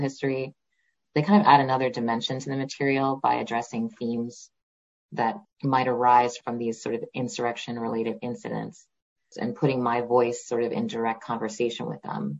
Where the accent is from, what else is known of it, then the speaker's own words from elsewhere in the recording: Stony Brook, New York, United States; I did grow up on Long Island. I was born in New York City and raised in Stony Brook